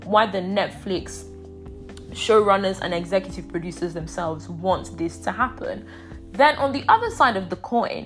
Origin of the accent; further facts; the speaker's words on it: Nigeria; now in England; growing up in Nigeria